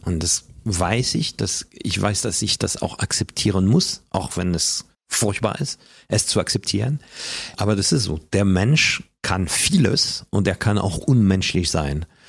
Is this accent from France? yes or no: yes; Paris, Île-de-France, France; German is a second language; moved away as an adult; also born or lived in Hamburg; now in Germany; als Kind in Frankreich hatte ich nicht nur eine normale Pariser Umgebung um mich herum